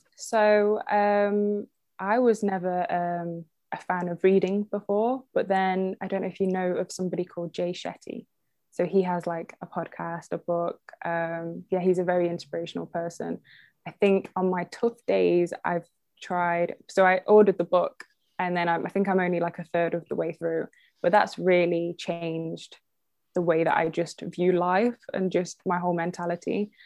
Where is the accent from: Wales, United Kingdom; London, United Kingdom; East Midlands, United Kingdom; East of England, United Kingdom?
East Midlands, United Kingdom; Derby; also born or lived in Leeds; I was born in Derby, which is the next town from Burton